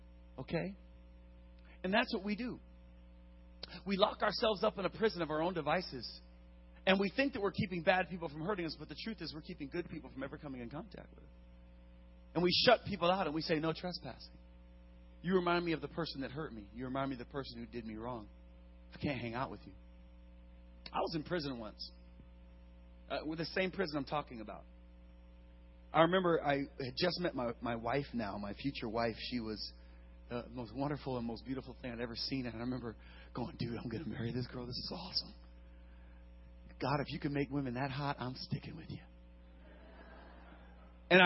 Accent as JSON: {"language": "English", "town": "Wiesbaden", "region": "Hesse", "country": "Germany", "tie": "born there", "said": "I was born in Wiesbaden, West Germany."}